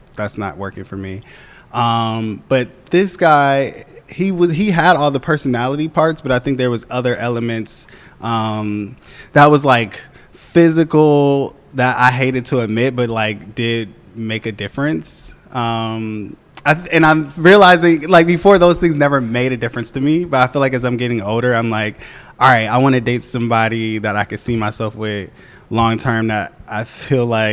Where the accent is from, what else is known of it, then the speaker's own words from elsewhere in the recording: Michigan, United States; moved away; I'm from Michigan. So my family is in Michigan